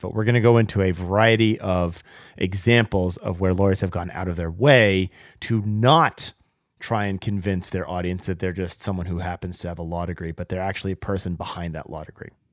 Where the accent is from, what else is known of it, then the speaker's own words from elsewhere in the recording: Seattle, Washington, United States; my hometown of Seattle